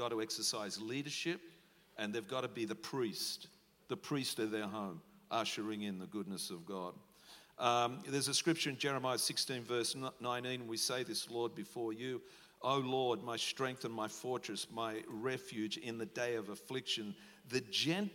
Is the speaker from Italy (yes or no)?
no; Australia; We're Aussie battlers